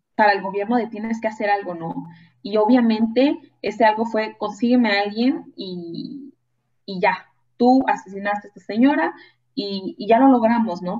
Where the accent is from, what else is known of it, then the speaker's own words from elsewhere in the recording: Guanajuato, Mexico; Yo que soy de Guanajuato